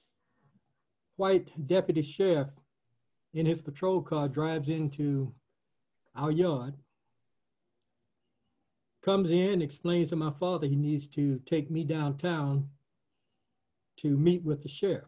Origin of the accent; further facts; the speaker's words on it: Camilla, Georgia, United States; also born or lived in Bainbridge, Georgia; then moved to Camilla, Georgia with my mother and father